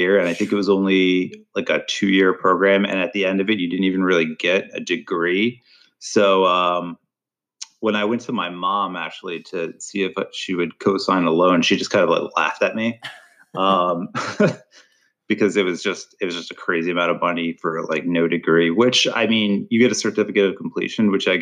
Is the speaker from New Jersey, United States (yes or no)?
yes; Toms River, New Jersey, United States; I grew up in Toms River, New Jersey, where I spent the first like 25 years of my life